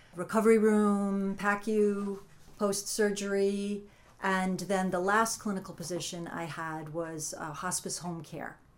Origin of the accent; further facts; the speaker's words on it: Massachusetts, United States; moved away as an adult; also born or lived in Connecticut / Brewster, Massachusetts; I grew up in Massachusetts, moved to Connecticut, raised my children there